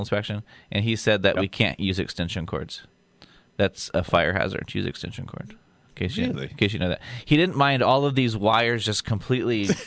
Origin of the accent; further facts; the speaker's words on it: Yuma, Colorado, United States; I started doing a radio show on the weekends in my hometown of Yuma, Colorado